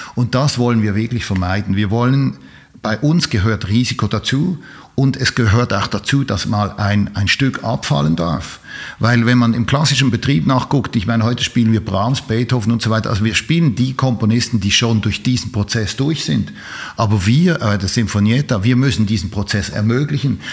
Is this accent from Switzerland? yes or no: yes; Switzerland; ich bin Schweizer